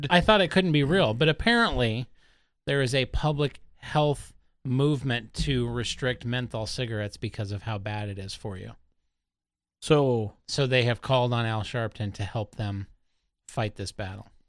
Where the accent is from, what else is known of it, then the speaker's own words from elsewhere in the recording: Los Angeles, California, United States; born there; I was born in East LA.